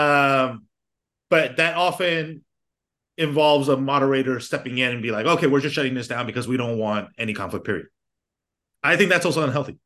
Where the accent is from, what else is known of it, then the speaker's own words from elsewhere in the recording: United States; I grew up in America